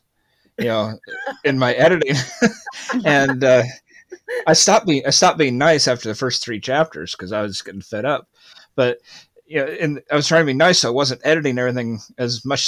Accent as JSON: {"language": "English", "country": "United States", "said": "I'm an American"}